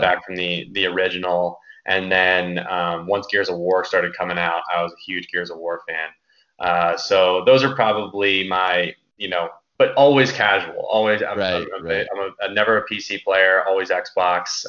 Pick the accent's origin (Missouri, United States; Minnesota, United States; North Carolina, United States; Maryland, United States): Maryland, United States; Baltimore; also born or lived in Mississippi; born and raised in Baltimore, Maryland